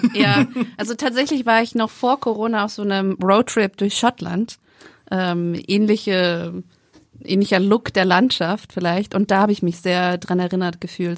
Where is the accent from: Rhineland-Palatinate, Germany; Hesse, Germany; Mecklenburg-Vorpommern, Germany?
Hesse, Germany; Frankfurt am Main; ich komme aus Frankfurt am Main